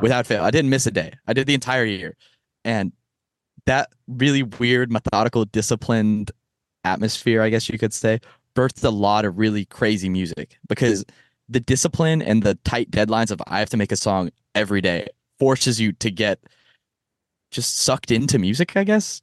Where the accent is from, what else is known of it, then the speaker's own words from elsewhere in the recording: Texas, United States; moved away as an adult; now in Boston, United States; I was born in Texas and raised in Texas my entire life